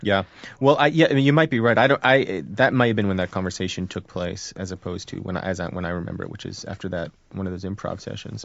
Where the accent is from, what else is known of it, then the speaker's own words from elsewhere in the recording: Hillsborough, New Jersey, United States; I'm from Hillsborough, New Jersey